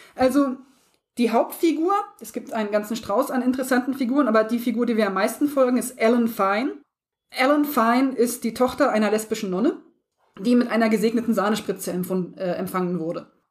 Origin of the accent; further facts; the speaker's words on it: Harz area, southern Lower Saxony, Germany; ich komme nicht aus dem Osten, aber ich bin äh, Südniedersachsen, also nach Thüringen war es wirklich nicht weit. Ich komme aus der Ecke vom Harz raus.